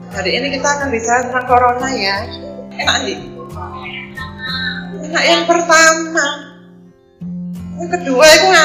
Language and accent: Indonesian; Surabaya, East Java, Indonesia; also born or lived in Banjarmasin; Saya berasal dari Banjarmasin lain Saya adalah tangga 3 Agustus 1969. Di sana saya hanya lahir, tapi saya dibesarkan di Surabaya.